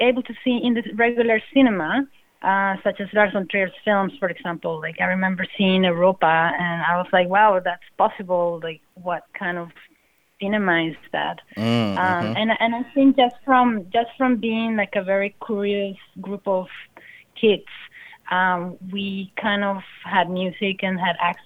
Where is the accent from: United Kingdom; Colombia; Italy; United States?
Colombia; Bogotá; moved away; I'm coming from Colombia, from Bogota, and in the 90s